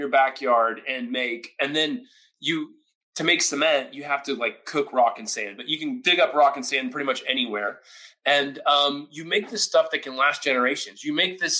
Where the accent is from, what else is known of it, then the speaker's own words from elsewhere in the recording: Oklahoma, United States; I grew up in Oklahoma